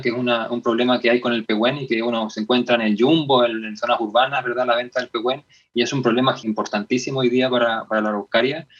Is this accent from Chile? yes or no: yes; Chile; como chilenos y chilenas